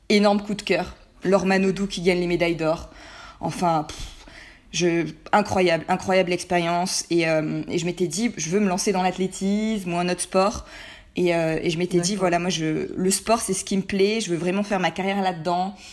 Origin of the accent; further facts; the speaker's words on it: Provence-Alpes-Côte d'Azur, France; moved away as an adult; c'est plus court et j'aime mieux. Euh, j'ai 25 ans, je suis née, j'ai grandi en Provence dans un petit village.